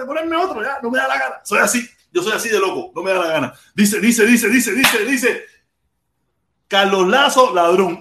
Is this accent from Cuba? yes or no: yes; Pinar del Río, Cuba; moved away; yo soy pinareño